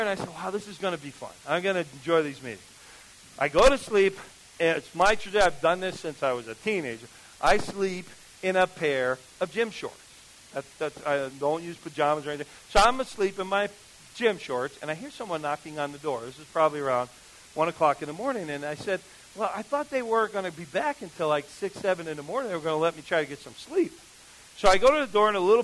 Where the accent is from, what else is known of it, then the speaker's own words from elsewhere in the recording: New Jersey, United States; I grew up in New Jersey